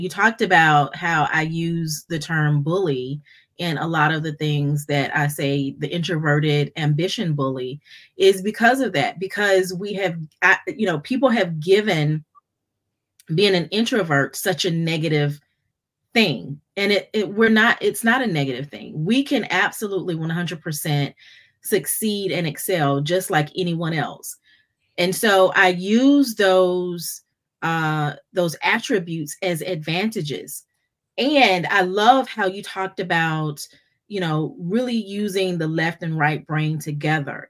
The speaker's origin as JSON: {"language": "English", "town": "Fayetteville", "region": "North Carolina", "country": "United States", "tie": "born or raised there", "also_born_or_lived": "Charlotte, North Carolina", "said": "been growing up in North Carolina in, in Fayetteville."}